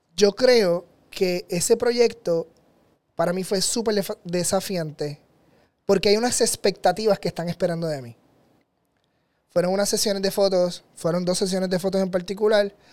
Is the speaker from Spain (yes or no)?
no; Puerto Rico; en mi tierra, en Puerto Rico